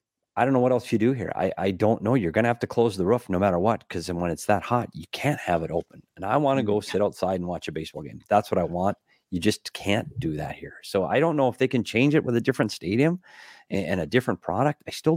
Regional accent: Minnesota, United States; And Tristan, you go back to my home state too. You go back to Minnesota

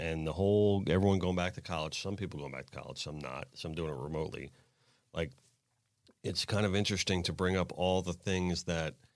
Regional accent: South Florida, United States; The only time I was really away from South Florida is when I went to Ringling in Sarasota

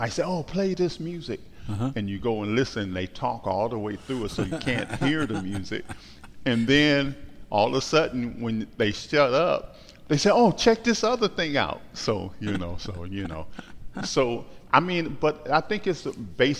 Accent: Los Angeles, California, United States; I'm from Watts, hung out in Compton

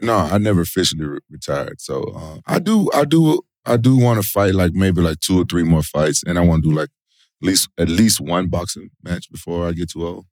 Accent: Memphis, Tennessee, United States; moved away as an adult; also born or lived in Japan; I'm from Memphis, and my oldest brother was a big pro wrestling fan. So, it was like I, I grew up watching them

